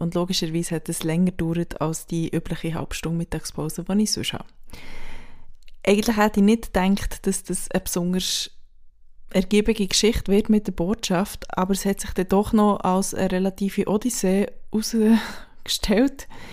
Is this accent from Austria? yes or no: no; Switzerland; now in Berlin, Germany; Ich als Schweizerin